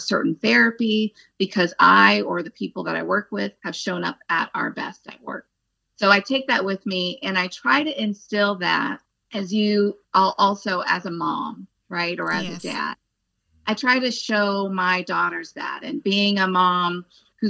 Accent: Phoenix, Arizona, United States; moved away as an adult; also born or lived in Los Angeles / Texas / Northern California; now in New Jersey, United States; I'm from Arizona, from Phoenix. I went to school in Phoenix

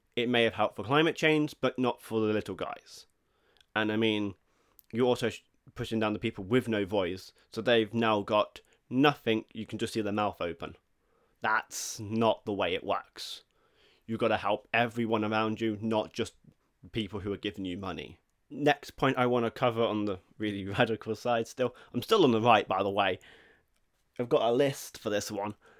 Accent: England, United Kingdom; I may not be Swedish, I am English

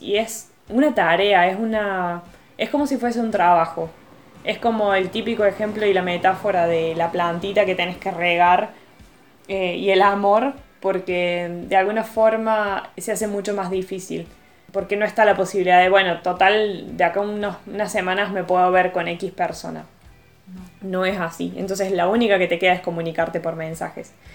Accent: Argentina; moved away as an adult; now in Italy; acá en Argentina

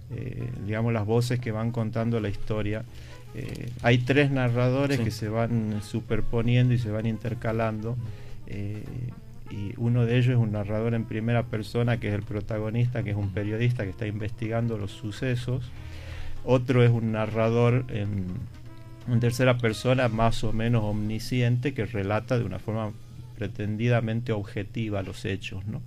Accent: Tucumán, Argentina; moved away as an adult; also born or lived in Buenos Aires, Argentina / Madrid, Spain; Yo me considero un tucumano prácticamente mm. de, nacimiento

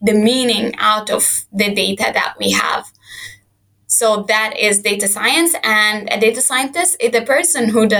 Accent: Sudan; moved away as an adult; I am from Sudan. I studied there my whole life

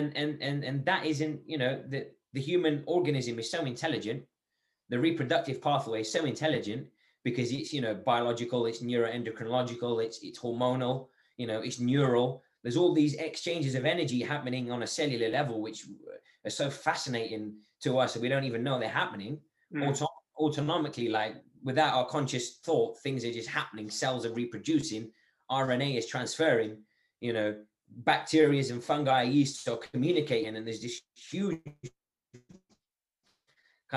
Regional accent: Algeria; now in England; I'm from Algeria.

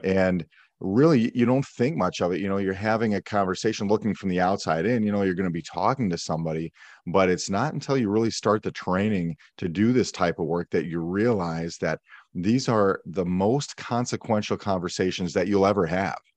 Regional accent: Milwaukee, Wisconsin, United States; I grew up in Milwaukee, Wisconsin, in the suburbs just outside the city.

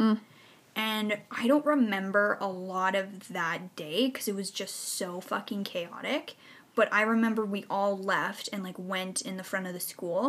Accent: Innisfail, Alberta, Canada; I was born and raised in Innisfil, Alberta

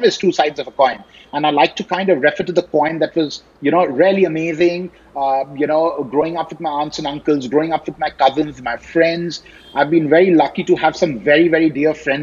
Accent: Delhi, India; I was born and bred in Delhi. I went to school in Delhi Public School, R.K. Puram.

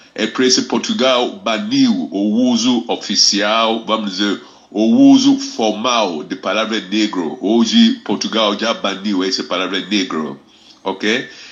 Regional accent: Ghana; Portuguese is a second language; moved away as an adult; now in Rio de Janeiro, Brazil; nasceu na Ghana, Republic of Ghana, lá na West Africa. Mas na verdade eu sou carioca da Clara, porque eu vivo mais no Brasil, eu vivo mais no Rio de Janeiro que eu vivi em Ghana. É claro que eu cresci em Ghana

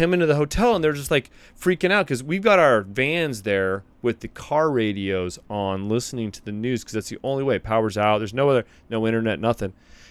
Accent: California, United States; moved away; I grew up in California, which is earthquake central.

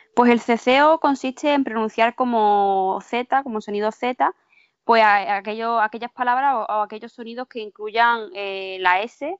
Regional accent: Málaga, Andalusia, Spain; yo soy de Málaga

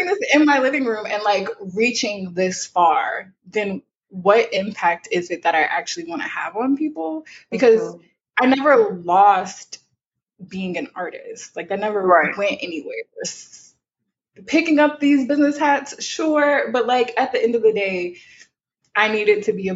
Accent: South Louisiana, United States; I'm from South Louisiana

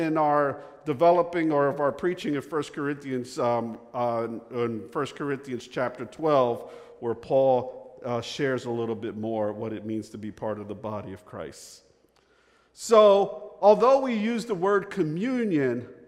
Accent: Northeast, United States; now in the South, United States; I'm from the Northeast. I don't know if you could pick that up from my accent

